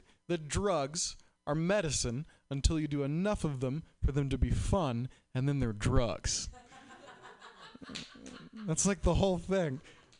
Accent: Boston, Massachusetts, United States; Like, I'm from Boston, and it's like pretty legal there, but it's wicked legal here.

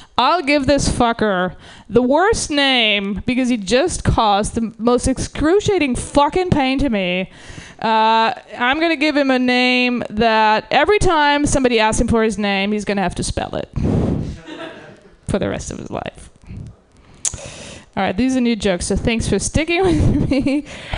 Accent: Germany; now in United States; I'm from Germany originally

